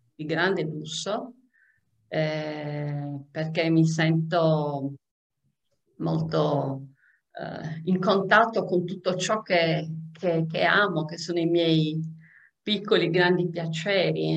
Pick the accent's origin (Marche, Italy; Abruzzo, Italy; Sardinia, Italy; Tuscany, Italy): Sardinia, Italy; essendo sarda